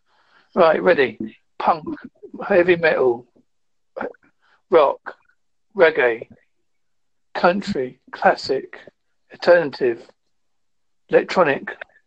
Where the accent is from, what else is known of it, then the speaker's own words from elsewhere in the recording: Devon, South West England, United Kingdom; I am from Devon, United Kingdom.